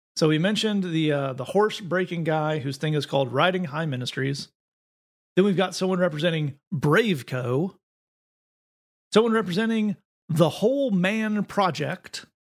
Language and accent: English; East Tennessee, United States; I grew up in East Tennessee